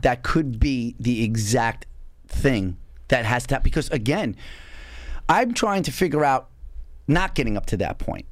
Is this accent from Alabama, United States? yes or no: no; North Babylon, New York, United States; I grew up in North Babylon, which was a multiracial school district